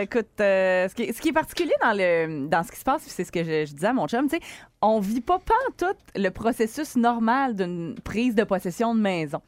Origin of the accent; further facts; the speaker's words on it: Quebec City, Quebec, Canada; chez nous au Colisée de Québec